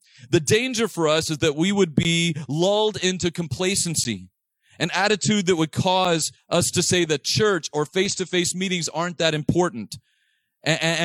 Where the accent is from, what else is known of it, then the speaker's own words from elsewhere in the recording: Texas, United States; I grew up on Manassas Street in Texas